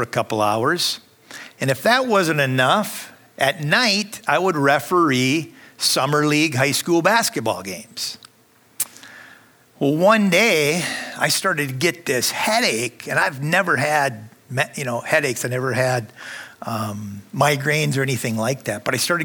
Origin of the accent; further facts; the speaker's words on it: Minnesota, United States; accent: northern; I'm from Minnesota, so you can probably hear some of my northern accent